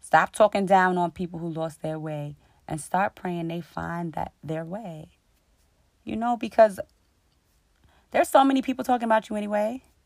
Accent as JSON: {"language": "English", "town": "New York City", "region": "New York", "country": "United States", "tie": "born or raised there", "said": "I grew up in Queens, New York, the jungle"}